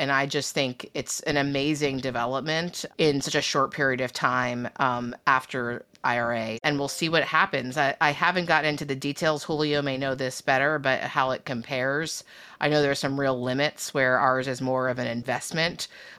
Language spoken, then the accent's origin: English; United States; so I apologize as an American